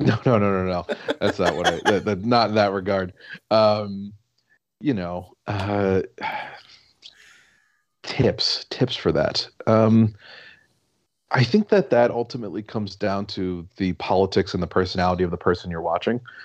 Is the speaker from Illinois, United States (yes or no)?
yes; La Grange, Illinois, United States; also born or lived in Chicago; born in the city of Chicago, and I grew up oh. in suburbs.